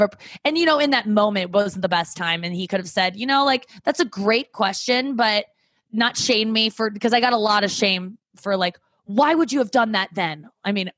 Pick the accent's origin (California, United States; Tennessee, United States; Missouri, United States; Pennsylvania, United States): Missouri, United States; St. Louis; also born or lived in Cincinnati; Growing up in St. Louis, growing up with parents that don't talk about sex